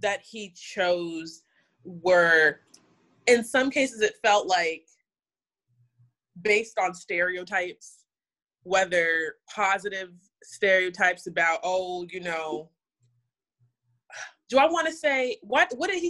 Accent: Miami, Florida, United States; being a dark-skinned Black woman growing up in Miami

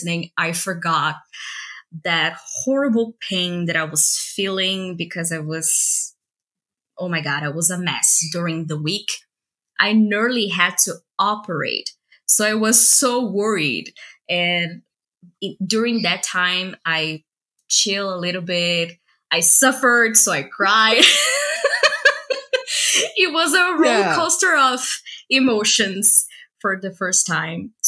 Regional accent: Brazil; English is a second language; I am Latina too. I was born in Brazil

